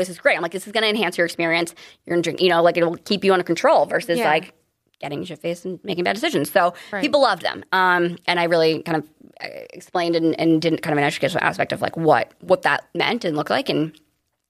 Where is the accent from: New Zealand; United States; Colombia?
United States; Cape Cod, Massachusetts; I grew up on the Cape